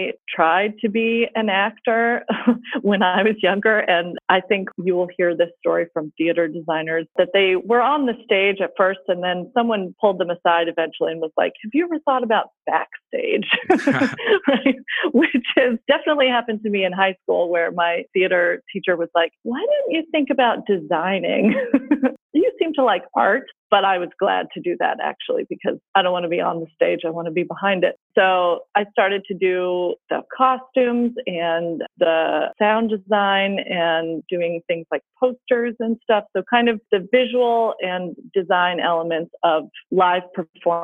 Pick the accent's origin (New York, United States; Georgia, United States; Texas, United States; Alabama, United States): Georgia, United States; Atlanta; moved away as an adult; also born or lived in Pittsburgh / Glasgow; I am originally from Atlanta